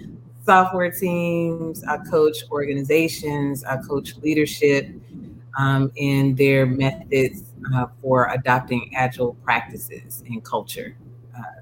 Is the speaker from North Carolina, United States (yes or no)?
yes; Durham, North Carolina, United States; I'm originally from Durham, North Carolina, Bull City for life